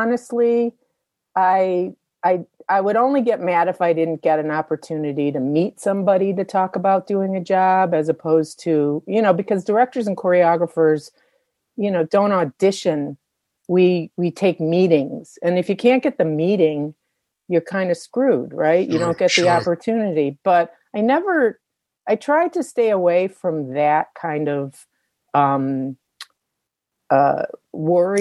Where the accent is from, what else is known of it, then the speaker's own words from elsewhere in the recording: Detroit, Michigan, United States; I grew up in Detroit, Michigan